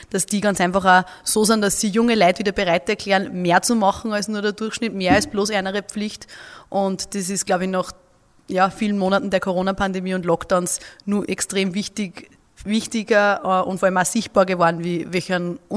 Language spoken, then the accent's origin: German; Upper Austria, Austria; Vielleicht hört man es bei mir eher ein bisschen aus. Ich bin eine Oberösterreicherin